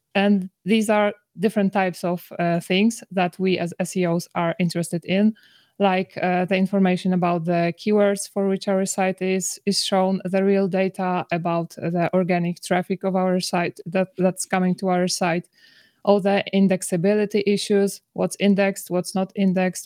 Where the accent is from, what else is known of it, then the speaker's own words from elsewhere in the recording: Poland; I come from Poland